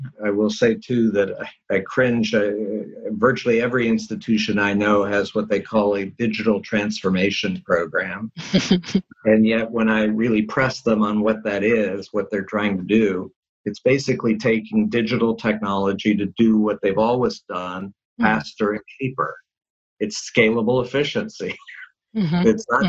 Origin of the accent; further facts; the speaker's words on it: California, United States; Certainly one key one, since I'm from Silicon Valley, is mm-hmm. digital technology